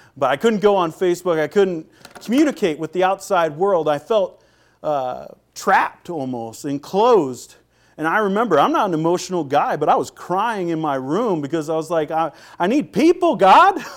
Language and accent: English; Seattle, Washington, United States; moved away as an adult; also born or lived in Minnesota / North Carolina; I'm from Seattle